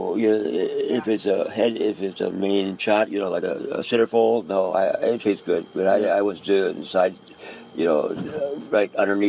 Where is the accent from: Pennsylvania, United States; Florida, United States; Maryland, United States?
Pennsylvania, United States; Philadelphia; born there; also born or lived in Key West, United States / Newport, United States / Groton, United States / Huntington Beach, United States; No, I was born in Philadelphia.